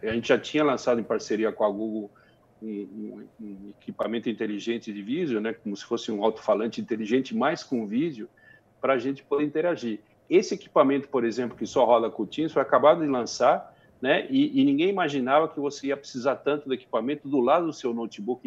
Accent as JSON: {"language": "Portuguese", "country": "Brazil", "said": "como brasileiro, como cidadão"}